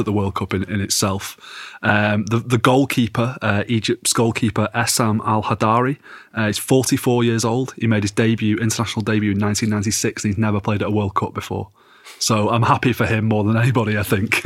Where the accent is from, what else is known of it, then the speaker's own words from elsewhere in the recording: England, United Kingdom; as an Englishman